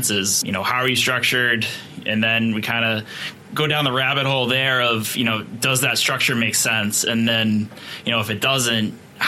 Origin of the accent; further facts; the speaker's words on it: Boston, Massachusetts, United States; I'm from Boston